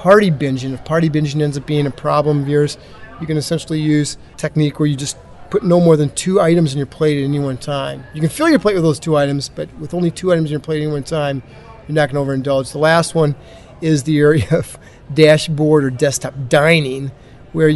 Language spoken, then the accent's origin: English; Iowa, United States; I grew up in Iowa, which is a very sort of agricultural area